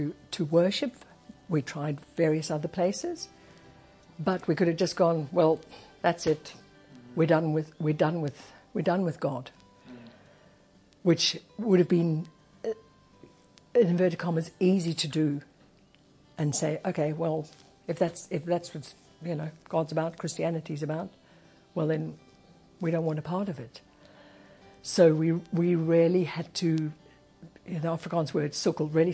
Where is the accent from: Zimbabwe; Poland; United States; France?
Zimbabwe; moved away; also born or lived in England; I was born in England, but we came to Zimbabwe when I was three. So basically, as far as I'm concerned, I'm Zimbabwean